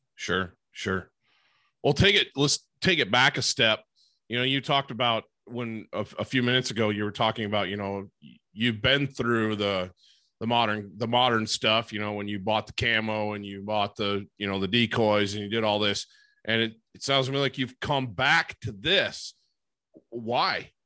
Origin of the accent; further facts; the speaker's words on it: Great Lakes area in Michigan, United States; I grew up in the Great Lakes area in in Michigan